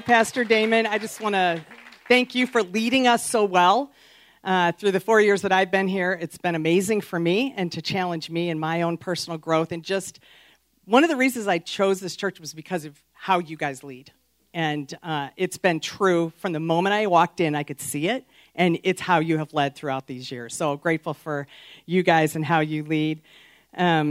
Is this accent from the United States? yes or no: yes; outside of Chicago, Illinois, United States; I grew up outside of Chicago in a northwest suburb